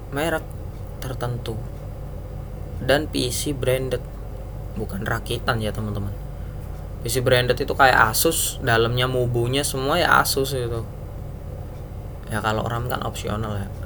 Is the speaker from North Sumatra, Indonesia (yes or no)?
no; Surabaya, East Java, Indonesia; saya kan orang Surabaya